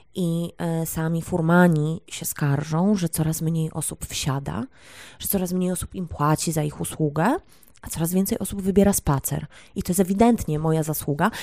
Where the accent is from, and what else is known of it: Poland